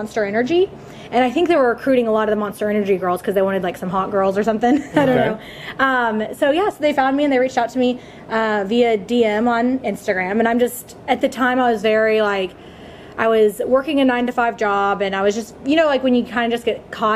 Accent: Dallas, Texas, United States; born and raised in Dallas, Texas

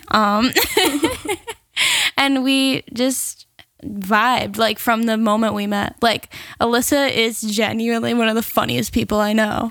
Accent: Seaford, New York, United States; I'm actually from Seaford, so the next town over

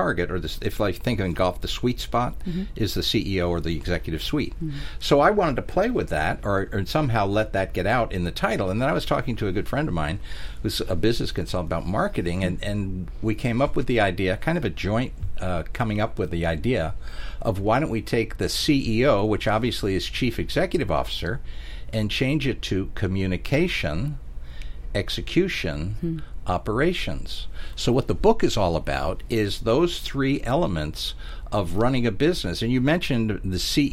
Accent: New Jersey, United States; moved away; I was born and raised in New Jersey

